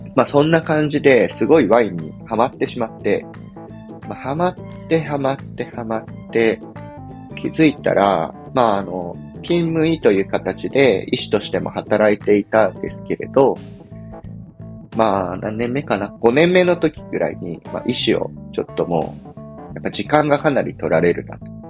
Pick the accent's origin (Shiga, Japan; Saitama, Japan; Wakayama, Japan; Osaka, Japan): Shiga, Japan; moved away as an adult; also born or lived in Matsudo, Chiba / Yamagata Prefecture; 僕は千葉県松戸市で生まれて、その後、えー、関西に移住し、まあ、滋賀県っていう、まあ、琵琶湖が有名なところで、高校生まで生活